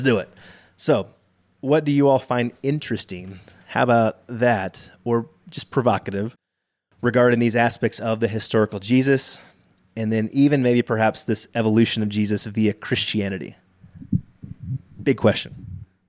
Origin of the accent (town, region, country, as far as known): Texas, United States; born or raised there